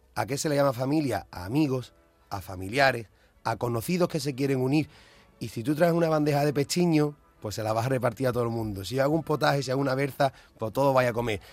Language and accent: Spanish; Jerez de la Frontera, Andalusia, Spain; siendo de Jerez, os voy a hablar desde lo que es mi barrio